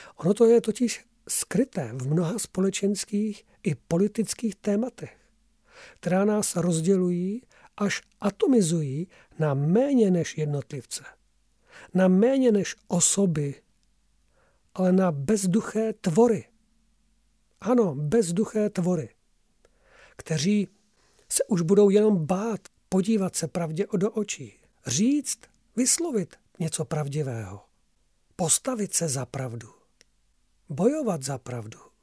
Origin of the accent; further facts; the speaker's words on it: Czechia; my jsme Slované, my jsme Češi, Moravani a Slezané